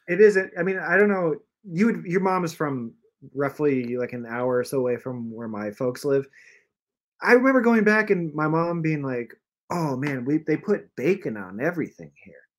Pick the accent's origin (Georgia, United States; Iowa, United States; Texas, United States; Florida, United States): Iowa, United States; moved away as an adult; also born or lived in Chicago; I was from Iowa